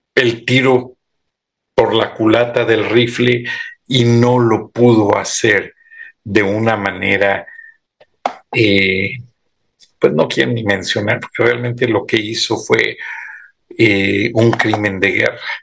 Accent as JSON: {"language": "Spanish", "country": "Mexico", "said": "somos los mismos mexicanos, los de aquí y los de allá"}